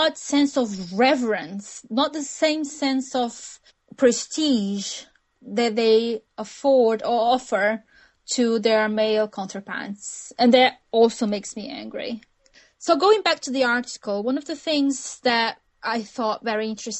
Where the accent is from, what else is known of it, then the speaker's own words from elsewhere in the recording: Brazil; accent: Brazilian; English is a second language; moved away; my accent, which is a Brazilian accent